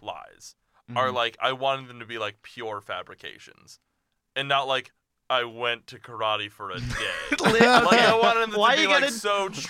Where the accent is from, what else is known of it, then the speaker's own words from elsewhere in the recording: Illinois, United States; moved away; I was born in Illinois. We both lived in Illinois when we were kids